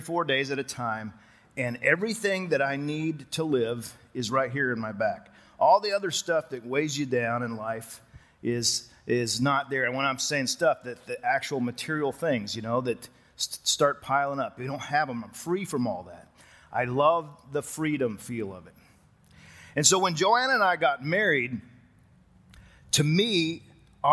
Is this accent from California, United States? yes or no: no; West Texas, United States; moved away as an adult; also born or lived in Colorado; I grew up in West Texas